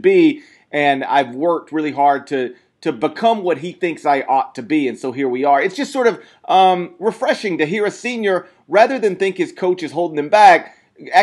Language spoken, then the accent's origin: English; Memphis, Tennessee, United States; I grew up in Memphis